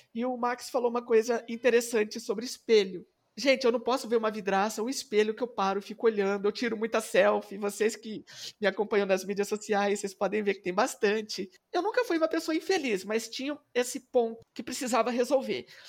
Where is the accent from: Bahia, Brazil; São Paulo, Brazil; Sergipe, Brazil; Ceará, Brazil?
São Paulo, Brazil; Presidente Epitácio; lá na minha cidade, que eu sou de presidente